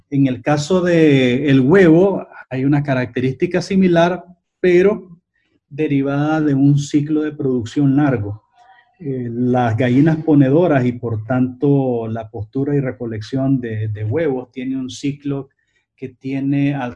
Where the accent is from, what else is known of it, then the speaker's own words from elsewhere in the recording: Nicaragua; porque como nicaragüenses tenemos una responsabilidad de cara a construir un mejor país, de cambiarlo para que todos los nicaragüenses y no solamente una parte de ellos